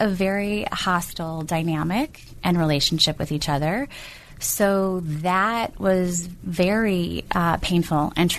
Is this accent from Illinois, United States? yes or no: yes; Chicago, Illinois, United States; born there; I was born in Chicago with my dad.